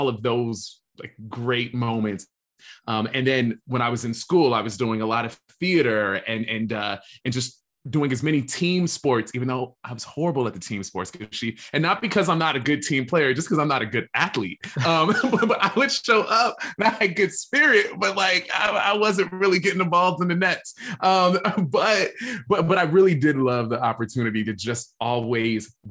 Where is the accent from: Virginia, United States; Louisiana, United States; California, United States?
Virginia, United States; Alexandria; now in Los Angeles, United States; I grew up in Alexandria, Virginia, which is right outside of our nation's capital